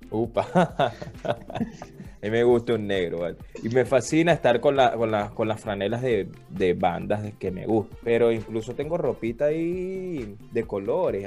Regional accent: Venezuela; Yo considero que yo no soy un venezolano común, para nada

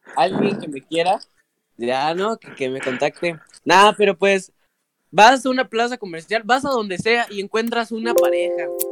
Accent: Mexico; nosotros, que somos mexicanos

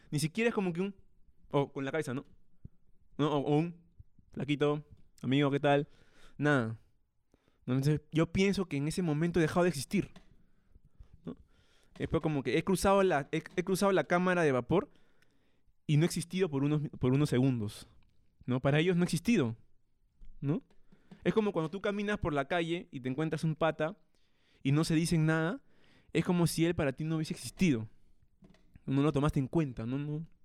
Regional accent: Peru; Y yo, yo, yo, oye, soy peruano

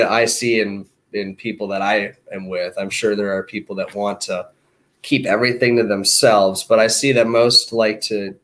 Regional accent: Minnesota, United States; now in Venice Beach, United States; I'm from Minnesota

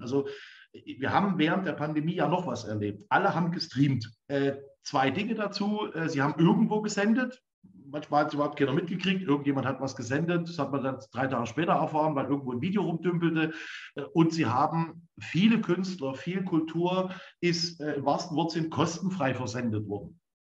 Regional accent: Leipzig, Saxony, Germany; als Leipziger

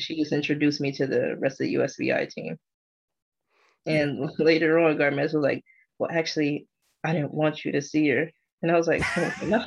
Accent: United States; being an American

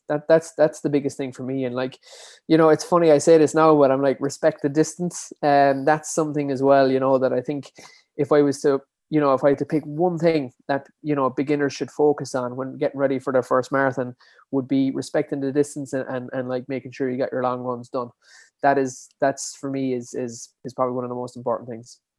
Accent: Dingle, Munster, Ireland; I'm from, born and bred in Dingle, uh, County Kerry

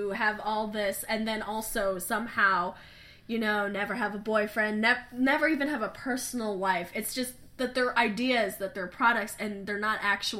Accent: United States; we realize that we're not from South Korea, so it might, coming from American perspective

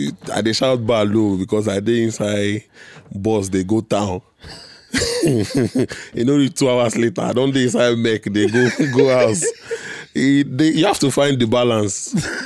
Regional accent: Bariga, Lagos, Nigeria; also born or lived in Enugu; Then I think when I was like 6 months, we moved and stayed in Bariga all my life.

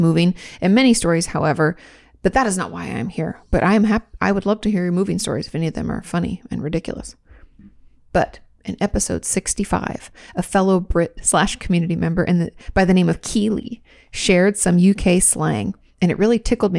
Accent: New York, United States; I grew up in New York

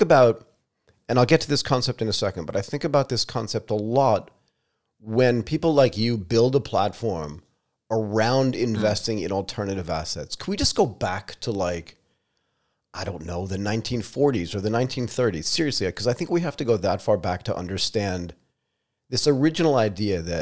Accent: United States; moved away as an adult; also born or lived in Connecticut / Pennsylvania / Asia; I grew up in Connecticut and Pennsylvania

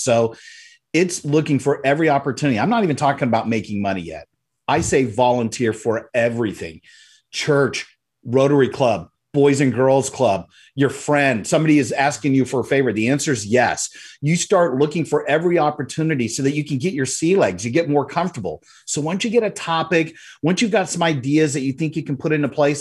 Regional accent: Central Florida, United States; in my hometown, I live in Central Florida

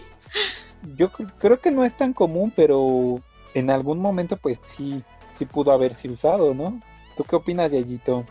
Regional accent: Mexico; nosotros como mexicanos

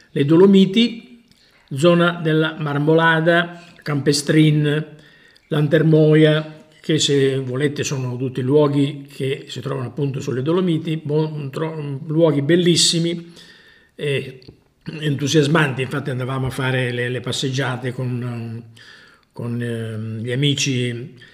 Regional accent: Sicily, Italy; born there; moved away as an adult; now in Busto Arsizio, Italy; Allora, io sono nato appunto in Sicilia, poi a 20 anni sono venuto a Busto Arsizio in Lombardia certo

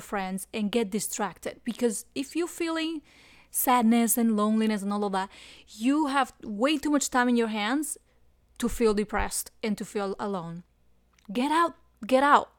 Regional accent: Cuba; moved away as an adult; now in South Florida, United States; I came from Cuba in two thousand one, and I came hiding in the engine room

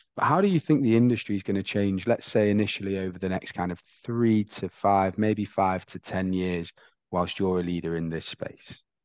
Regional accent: England, United Kingdom; I'm from England

